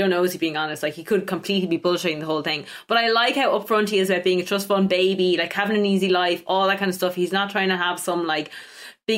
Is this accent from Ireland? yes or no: yes; Ireland; I'm from Ireland